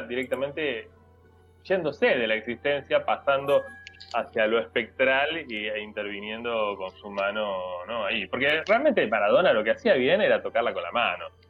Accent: Argentina; soy argentino

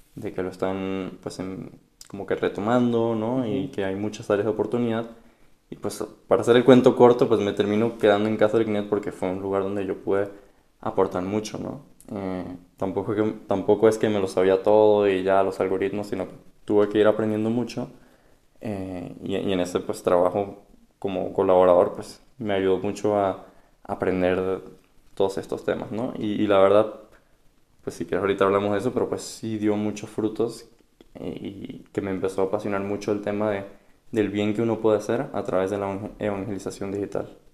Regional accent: Caracas, Capital District, Venezuela; moved away; also born or lived in Miami; yo soy de Caracas, Venezuela

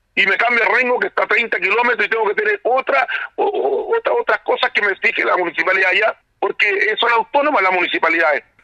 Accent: Chile; como todos chilenos

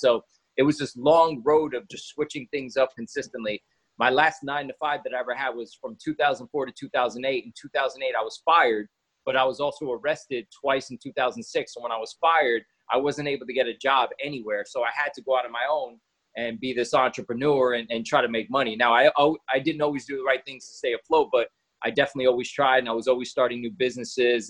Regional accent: New York, United States; I was born in New York to a very busy dad and a very abusive mom

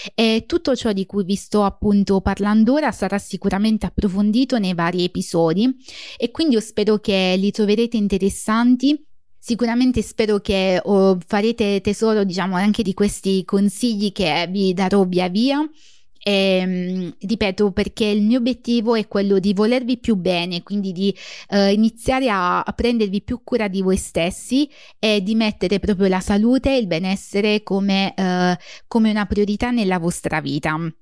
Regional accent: Basilicata, Italy; moved away as an adult; now in United Kingdom; Sono lucano, originariamente della Basilicata, ma, ehm, inglese d'adozione

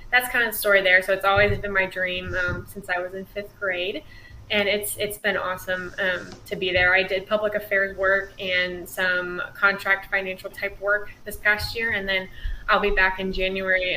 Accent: Illinois, United States; moved away; I'm from Illinois, and we have like a community college

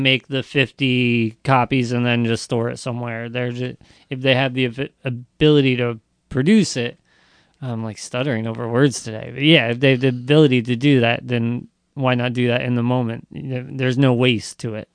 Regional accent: South Amboy, New Jersey, United States; also born or lived in Sayreville; I'm from South Amboy

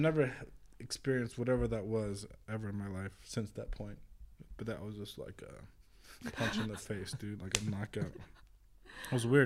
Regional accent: California, United States; moved away as an adult; also born or lived in Vrindavan, India; growing up in California

